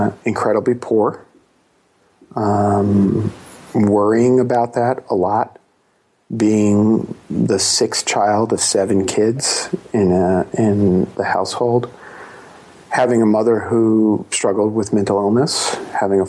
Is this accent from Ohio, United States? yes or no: no; New York City, New York, United States; I was born in Brooklyn